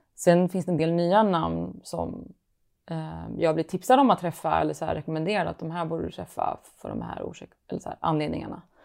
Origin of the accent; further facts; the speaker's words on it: Malmö, Skåne, Sweden; now in Stockholm, Sweden; jag är från Malmö, men jag bor i Stockholm